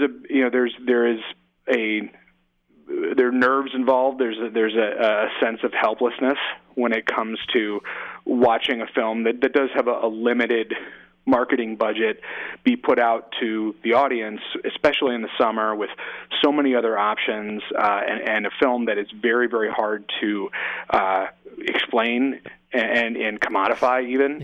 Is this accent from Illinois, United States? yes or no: no; Oakland, California, United States; also born or lived in San Francisco / New York City; my hometown in San, you know, in Oakland and San Francisco